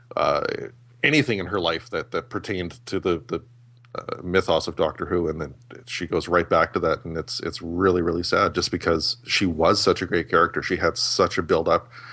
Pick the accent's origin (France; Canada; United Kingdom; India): Canada; I'm Canadian